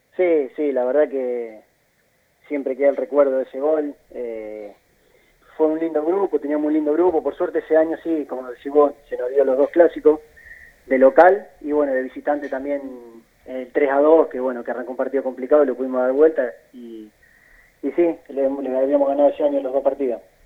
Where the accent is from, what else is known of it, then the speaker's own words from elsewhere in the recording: Junín, Buenos Aires Province, Argentina; also born or lived in Chile / Colombia; yo soy de Junín y ya me instalé en Junín